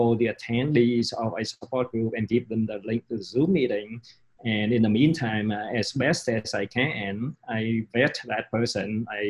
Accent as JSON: {"language": "English", "region": "London", "country": "United Kingdom", "tie": "born there", "said": "So it so happens that I was born in London."}